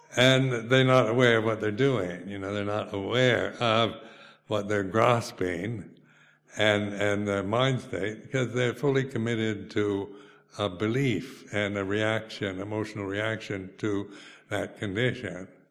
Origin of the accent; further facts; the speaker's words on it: United States; moved away as an adult; now in United Kingdom; being an American, you know, I was brought up in the McCarthy area, era